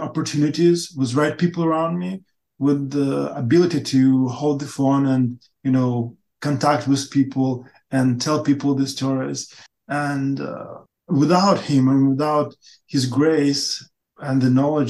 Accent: Ukraine; English is a second language; also born or lived in Russia; I came back to Ukraine, to my hometown

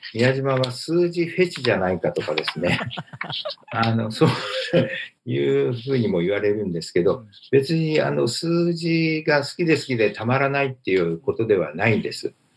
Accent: Japan; 日本で生まれて、あの、日本で育っている

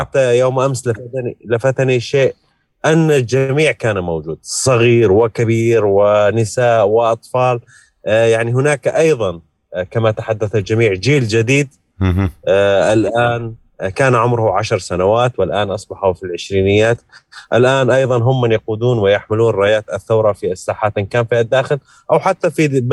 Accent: Daraa, Daraa Governorate, Syria; أنا ابن درعا

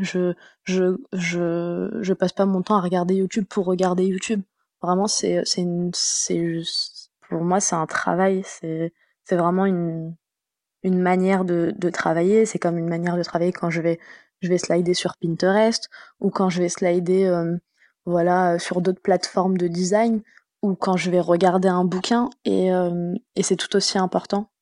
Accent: France; also born or lived in Tunisia (ancestry); Je suis d'origine tunisienne. Euh, j'ai grandi euh, donc en France.

